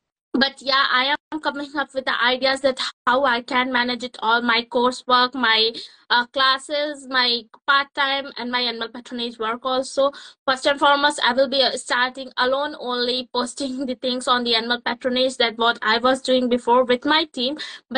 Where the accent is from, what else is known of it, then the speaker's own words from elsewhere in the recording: Uttar Pradesh, India; moved away as an adult; now in Cambridge, United Kingdom; I'm from Uttar Pradesh, India, but currently based in Cambridge, UK, continuing my studies in BSc Honours Forensic Science at Anglia Ruskin University.